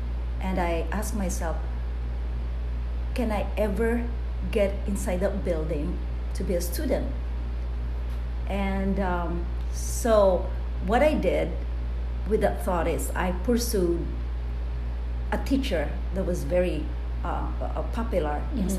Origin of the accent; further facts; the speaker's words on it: Bicol Region, Philippines; It's a barrio by the hill, close to the dormant volcano we call Mount Isarog in Bicol region in the Philippines